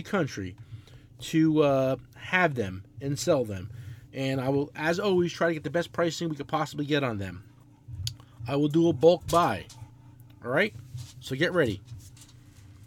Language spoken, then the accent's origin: English; United States; we're from America, we're white